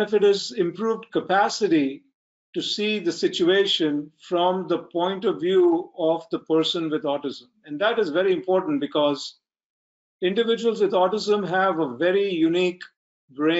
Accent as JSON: {"language": "English", "country": "India", "said": "I'm from India"}